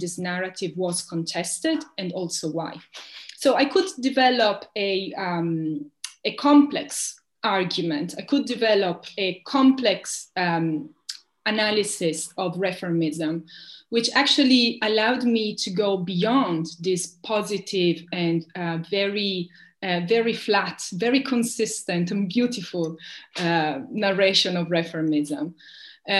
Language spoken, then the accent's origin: English; Italy; the reformism I grew up with in Italy